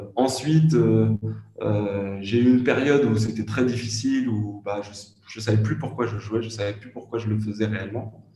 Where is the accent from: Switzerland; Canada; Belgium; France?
France; je suis français